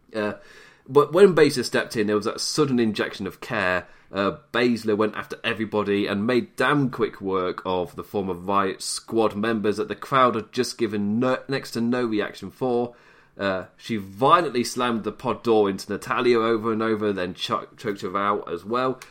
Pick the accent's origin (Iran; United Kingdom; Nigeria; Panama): United Kingdom; England; I'm English